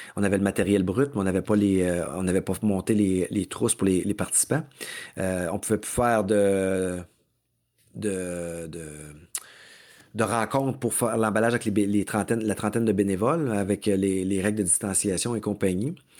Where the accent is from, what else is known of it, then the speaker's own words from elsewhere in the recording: Mauricie, Quebec, Canada; je suis du diable en Mauricie, de mon coin de pays aussi.